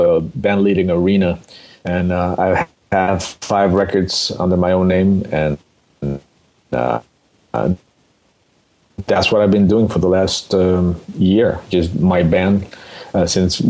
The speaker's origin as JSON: {"language": "English", "region": "Mexico City", "country": "Mexico", "tie": "born or raised there", "said": "I'm originally from Mexico City. I was born and raised there."}